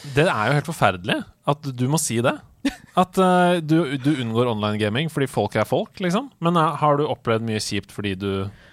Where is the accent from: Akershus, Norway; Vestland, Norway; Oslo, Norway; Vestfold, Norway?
Oslo, Norway; jeg kommer jo fra Oslo